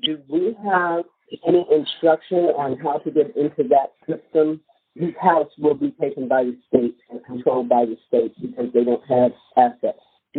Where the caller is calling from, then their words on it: Ohio, United States; I'm calling from Ohio.